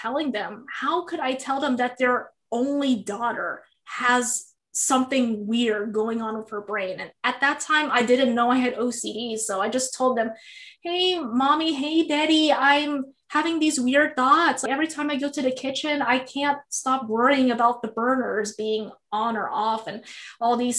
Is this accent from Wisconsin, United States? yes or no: no; Missouri, United States; now in California, United States; I was born in the American heartland in Missouri.